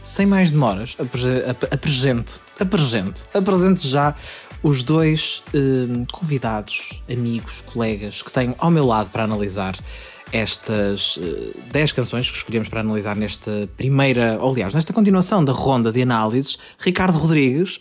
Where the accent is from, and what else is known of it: Portugal